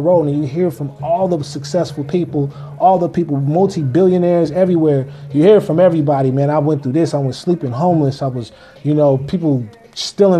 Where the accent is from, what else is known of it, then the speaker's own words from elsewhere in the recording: Kansas City, Missouri, United States; moved away; I'm from Kansas City, Missouri